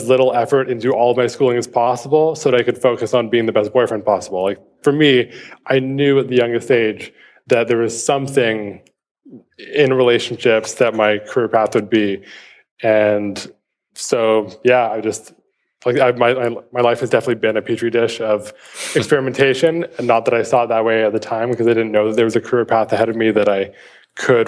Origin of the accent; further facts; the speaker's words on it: Vancouver, British Columbia, Canada; I was born and raised in Vancouver, Canada, where I still live.